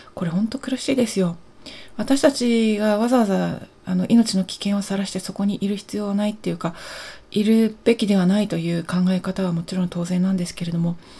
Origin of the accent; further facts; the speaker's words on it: Japan; 私たちの日本人私